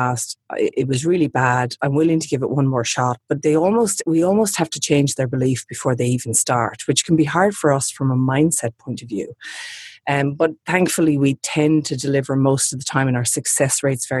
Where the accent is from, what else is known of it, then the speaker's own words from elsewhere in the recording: Sydney, New South Wales, Australia; I'm obviously in my hometown of Sydney at the moment